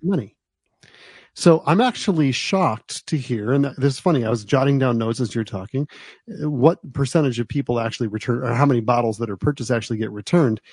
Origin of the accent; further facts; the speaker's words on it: United States; moved away; also born or lived in New Jersey; where I grew up in New York and New Jersey